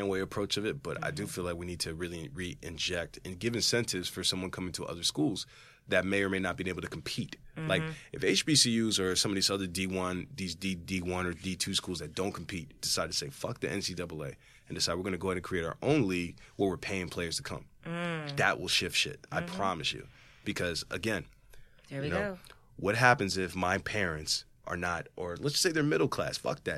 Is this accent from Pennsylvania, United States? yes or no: yes; Philadelphia, Pennsylvania, United States; You know, growing up near Philly or growing up literally outside of it, you can't tell me shit about AI.